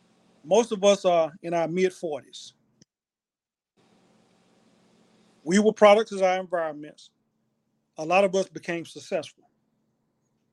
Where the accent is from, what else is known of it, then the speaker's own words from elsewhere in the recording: Opa-locka, Florida, United States; I grew up in Opa-locka, Florida